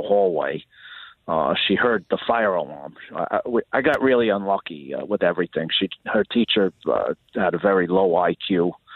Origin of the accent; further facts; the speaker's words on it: New York, United States; now in Florida, United States; tough and calloused from growing up in New York